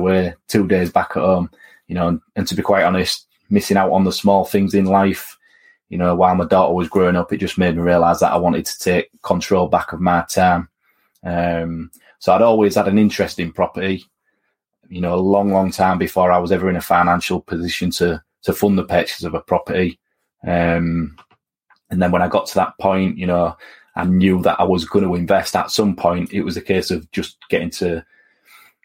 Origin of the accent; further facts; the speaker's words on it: Hull, Yorkshire and the Humber, United Kingdom; moved away as an adult; also born or lived in Aberdeen; I was born and raised on the Preston Road Council Estate in Hull, which is in East Yorkshire